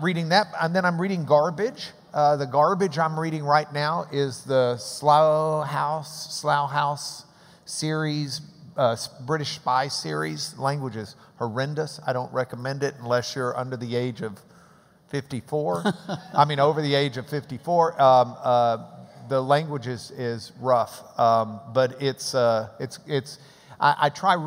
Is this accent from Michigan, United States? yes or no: no; Texas, United States; We've been in Texas forever